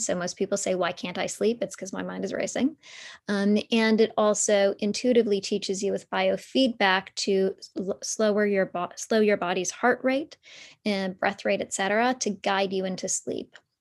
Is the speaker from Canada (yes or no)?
yes; Toronto, Ontario, Canada; So I grew up in downtown Toronto.